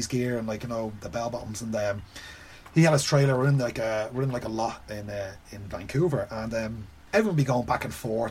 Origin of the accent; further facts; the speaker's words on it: Ireland; I'm Irish, I'm from Ireland.